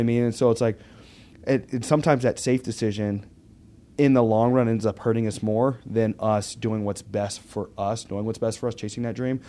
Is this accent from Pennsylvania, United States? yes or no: yes; Pittsburgh, Pennsylvania, United States; also born or lived in Arkansas; I was in Arkansas mm-hmm. till I was ten, and then I was in uh, Pittsburgh